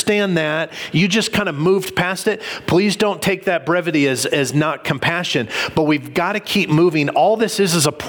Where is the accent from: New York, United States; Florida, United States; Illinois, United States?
Illinois, United States; Illinois outside of Chicago, United States; I can remember as a kid growing up in Illinois outside of Chicago